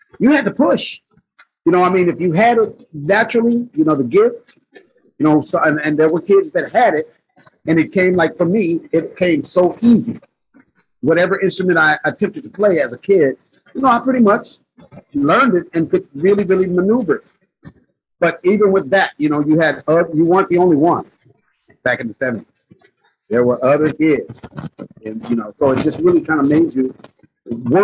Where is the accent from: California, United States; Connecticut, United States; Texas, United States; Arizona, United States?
California, United States; Gardena; I grew up in the Gardena South Bay area